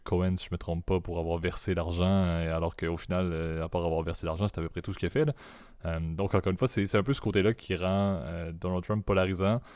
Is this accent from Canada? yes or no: yes; Quebec, Canada; accent: Quebec; en tant que Canadien